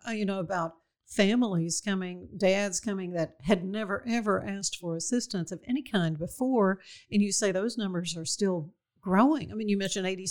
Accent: Waco, Texas, United States; when I was a kid growing up in Waco

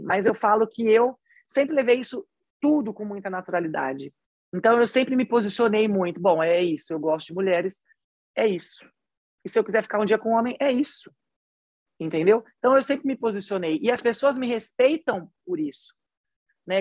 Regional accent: São José do Rio Preto, São Paulo, Brazil; accent: interior paulista, Minas-like; now in Belo Horizonte, Brazil; sou paulista, mas eu sou do interior, né? Então eu sou do interior mais perto de Minas do que eu sou da capital. Então por isso que eu já tenho até esse resquício, esse sotaquezinho assim, eu sempre falava uai, sou. Tipo assim, eu já tinha isso do interior, eu sou de São José do Rio Preto.

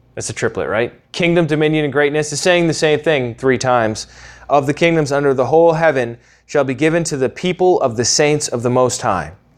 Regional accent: United States; accent: Yankee; my Yankee accent

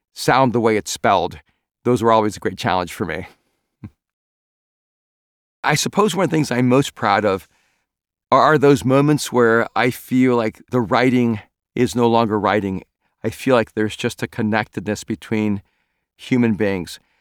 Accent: El Salvador; first language Spanish; English is a second language; moved away; I'm an immigrant from El Salvador and Spanish was my first language

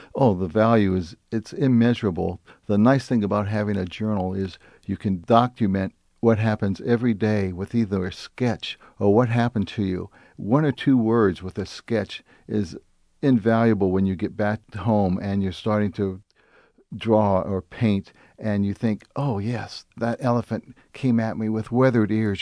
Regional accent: United States; as an American

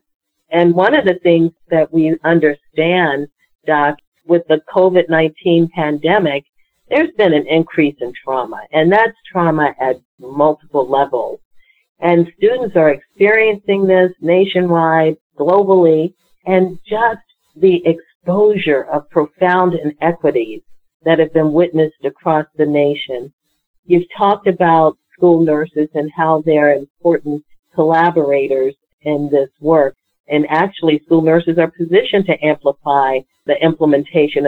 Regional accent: Washington, District of Columbia, United States; I am a native Washingtonian. I grew up in Ward 7, so right next door to Ward

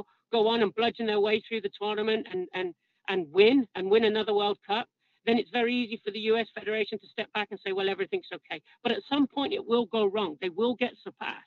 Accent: England, United Kingdom; as an Englishman

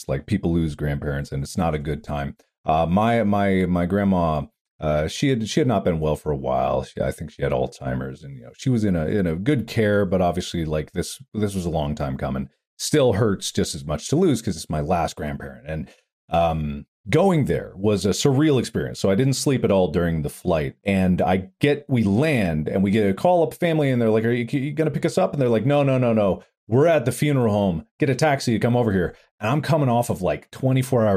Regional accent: United States; I'm half Korean, but obviously I grew up in America

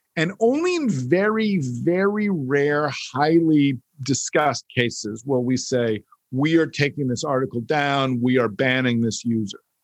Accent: United States; as an American who grew up in not just a country governed by the First Amendment

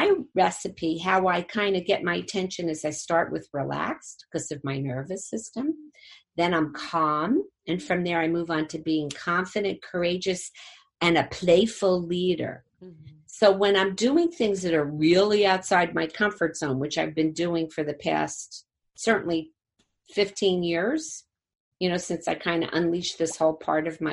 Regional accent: Jersey City, New Jersey, United States; I'm from Jersey City

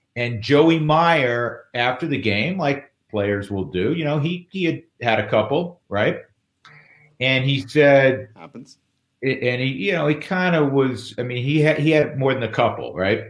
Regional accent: New York, United States; we grew up in New York together

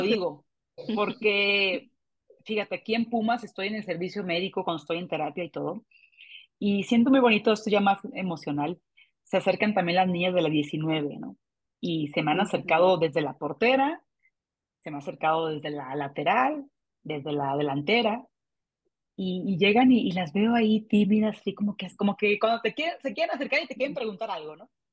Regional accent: Mexico; aquí en mi país

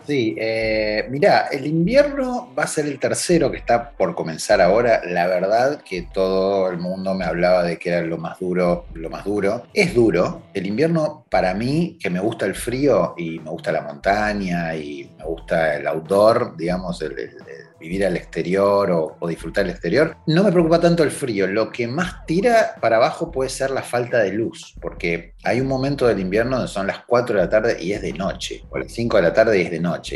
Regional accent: Rosario, Santa Fe, Argentina; moved away as an adult; now in Montreal, Canada; salimos de Argentina, de Rosario, en plena pandemia

